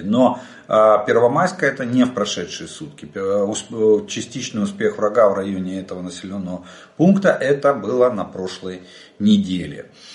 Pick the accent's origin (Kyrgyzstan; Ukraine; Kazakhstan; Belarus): Ukraine; мы из Украины